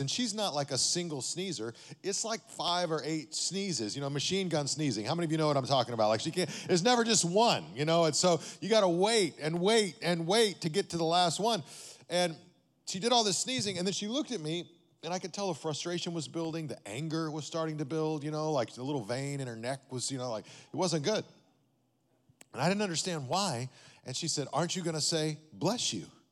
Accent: Amarillo, Texas, United States; now in Las Vegas, United States; I grew up in Amarillo, Texas

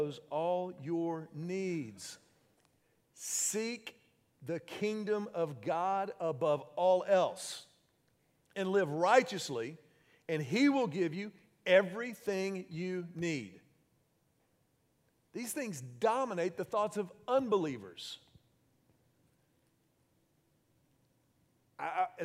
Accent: Houston, Texas, United States; When I was 16 years old, I was growing up in Houston

